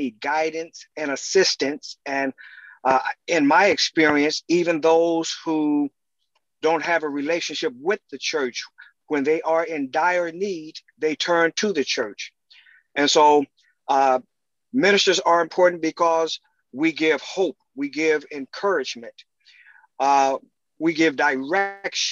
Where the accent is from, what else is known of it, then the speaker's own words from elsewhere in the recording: Dayton, Ohio, United States; I was born and raised in Dayton, Ohio